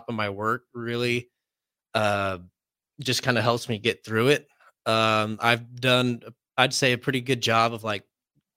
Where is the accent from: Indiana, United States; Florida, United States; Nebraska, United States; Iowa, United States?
Nebraska, United States; Wilber; I am from Wilbur, Nebraska. It's about 35 or so minutes from here.